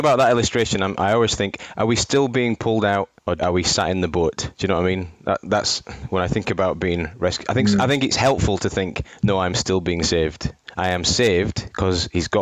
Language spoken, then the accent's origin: English; Wakefield, Yorkshire and the Humber, United Kingdom; I'm from Wakey myself